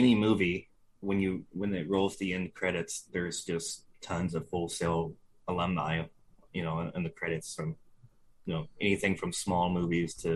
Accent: Indiana, United States; moved away as an adult; also born or lived in Orlando, Florida / Columbus, Ohio; I was born in Indiana, spent the first 20 years of my life there

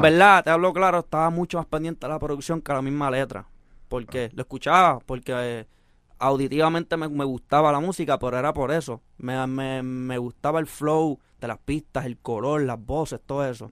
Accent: Puerto Rico; also born or lived in San José, California; Yo soy boricua de corazón, pero mexicano de sangre

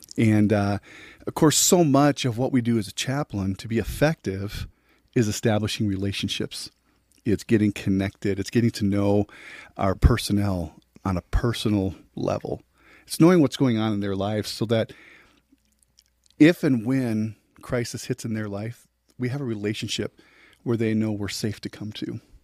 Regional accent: La Crosse, Wisconsin, United States; moved away as an adult; also born or lived in Joplin, Missouri; now in Kansas City, United States; born and raised in La Crosse, Wisconsin

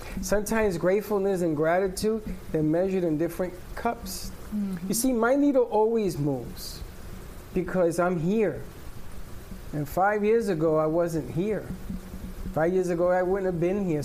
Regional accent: New York City, New York, United States; I grew up with him on DeKalb Avenue

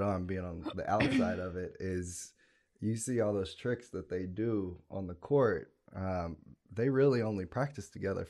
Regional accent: Lexington, Kentucky, United States; we are born and raised in Lexington, Kentucky. Grew up here.

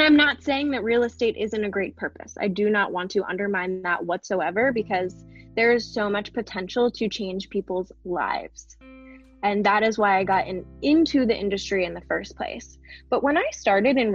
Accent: Baltimore, Maryland, United States; moved away as an adult; now in Austin, United States; I'm originally from Baltimore, Maryland, and I have lived in Maryland my entire life, except for quite recently

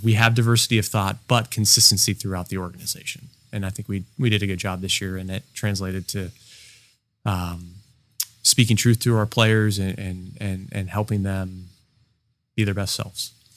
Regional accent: Alameda, California, United States; I'm originally from Alameda. I was born there

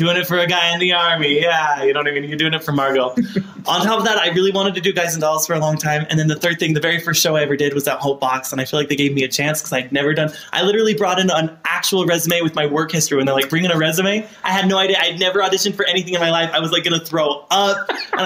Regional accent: Salt Lake City, Utah, United States; Salt Lake City, downtown.

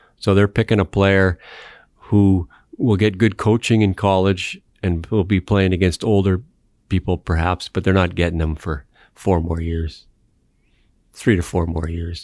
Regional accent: Canada; I'm a Canadian

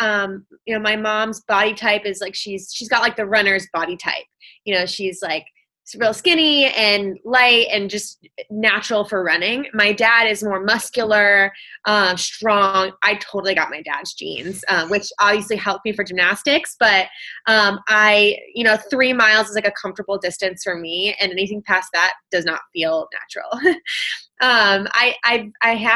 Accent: Michigan, United States; I grew up in Michigan. I'm in a small town kind of near Lansing

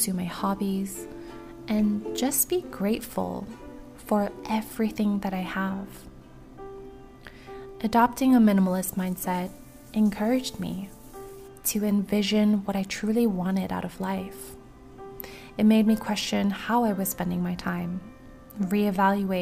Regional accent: Maui, Hawaii, United States; my hometown

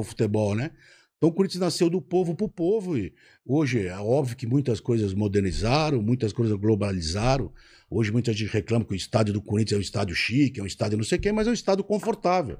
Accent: São Paulo, Brazil; also born or lived in Limeira; meus pais vieram da Espanha nos anos 50, e nasci em Limeira, e morei a vida toda em São Paulo

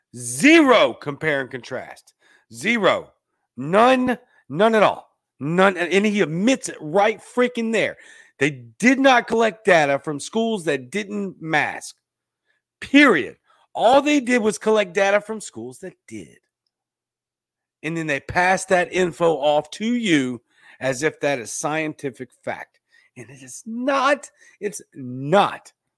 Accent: United States

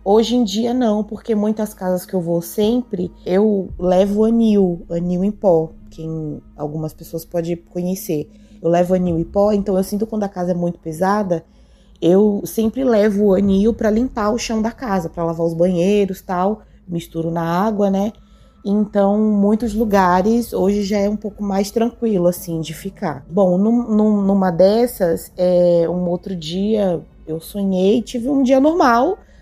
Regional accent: São Paulo, Brazil; eu sou de São Paulo

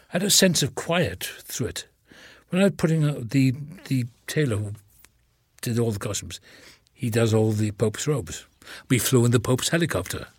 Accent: Wales, United Kingdom; accent: Welsh; moved away; I was born in the same town as Richard Burton

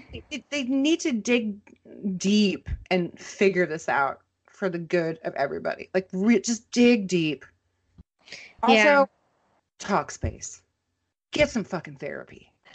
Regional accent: Minneapolis, Minnesota, United States; I'll cover it because it's my hometown.

